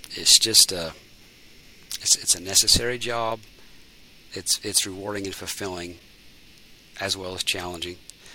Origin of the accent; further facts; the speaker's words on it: United States; as American citizens